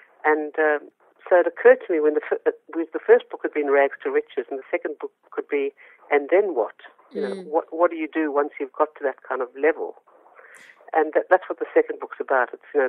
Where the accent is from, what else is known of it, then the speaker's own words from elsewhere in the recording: South Africa; moved away as an adult; now in Australia; I immigrated to Australia from South Africa